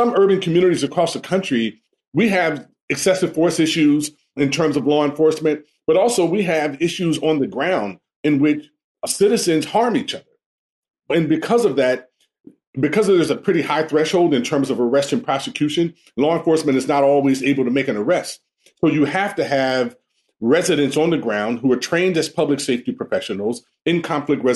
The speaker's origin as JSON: {"language": "English", "town": "Los Angeles", "region": "California", "country": "United States", "tie": "born or raised there", "said": "I grew up in the Jordan-Down housing projects in Watts"}